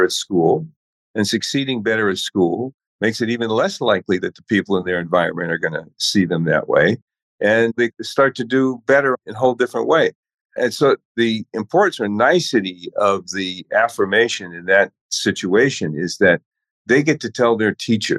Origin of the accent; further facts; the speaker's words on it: Chicago, Illinois, United States; coming from the South Side of Chicago as a kid